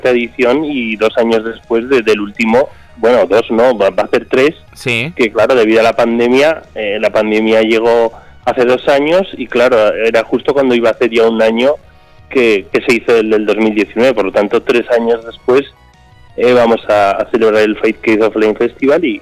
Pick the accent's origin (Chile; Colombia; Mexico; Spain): Spain; Murchante, Navarre; En la Casa de Cultura de, mi pueblo, en Murchante.